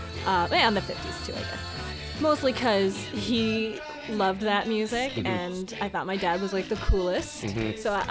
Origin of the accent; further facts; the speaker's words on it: Kansas City, Missouri, United States; moved away as an adult; also born or lived in Springfield, Missouri; I'm originally from Kansas City, Missouri